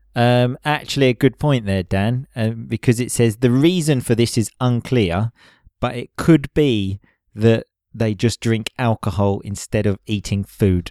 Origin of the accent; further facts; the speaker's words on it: England, United Kingdom; moved away as an adult; now in Italy; being English